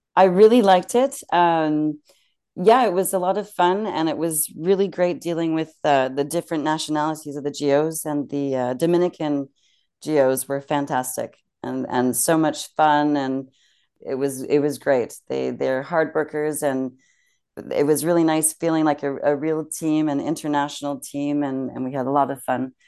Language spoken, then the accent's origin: English; Canada; moved away as an adult; also born or lived in Germany; now in France; being Canadian